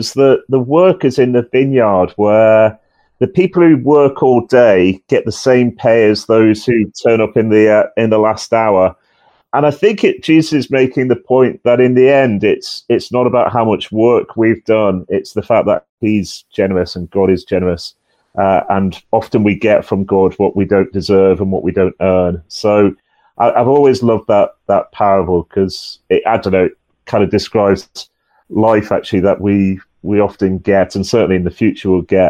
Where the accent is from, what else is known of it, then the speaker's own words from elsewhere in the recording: England, United Kingdom; accent: northern; honest, I have actually been down south about three quarters of my life, but I'm desperately clinging on to my northern accent.